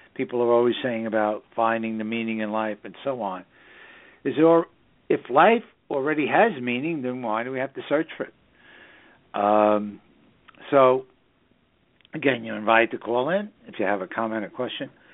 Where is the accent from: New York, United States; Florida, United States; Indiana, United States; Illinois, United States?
New York, United States; New York City; also born or lived in southern Hudson Valley, New York; the northern suburbs of New York City, which is my hometown